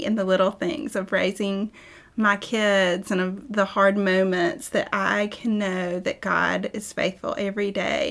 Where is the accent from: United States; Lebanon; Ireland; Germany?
United States; the South; growing up in the South